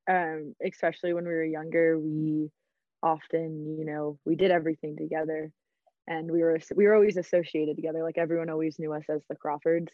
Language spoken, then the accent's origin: English; Atlanta, Georgia, United States; moved away as an adult; now in Colorado, United States; I'm originally from Atlanta, A T L